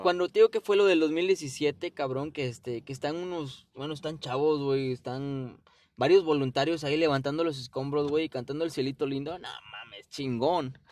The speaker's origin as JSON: {"language": "Spanish", "country": "Mexico", "also_born_or_lived": "Guerrero", "said": "nosotros como mexicanos"}